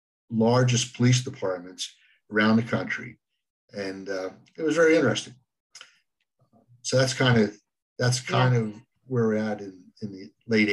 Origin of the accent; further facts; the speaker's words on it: Pennsylvania, United States; moved away as an adult; also born or lived in Ocala, Florida / Colorado / Albuquerque, New Mexico; we moved back home. We moved back up here to Pennsylvania. But it really wasn't until probably around 1983, that we moved out west